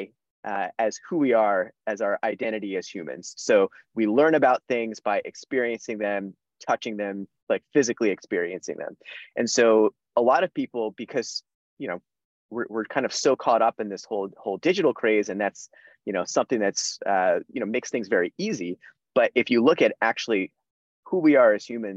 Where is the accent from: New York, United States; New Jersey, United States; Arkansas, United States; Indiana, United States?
New Jersey, United States; central/South; moved away as an adult; now in Boston, United States; I am originally from New Jersey. So I grew up in central/South New Jersey